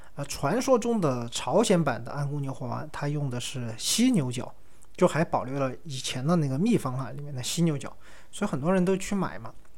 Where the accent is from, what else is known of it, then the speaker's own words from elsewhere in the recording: China; 我们一个中国人